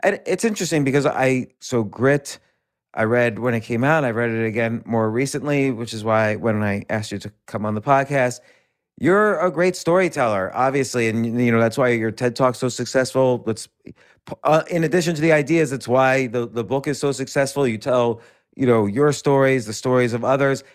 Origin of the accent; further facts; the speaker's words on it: New York City, New York, United States; grew up in and around New York City in the seventies.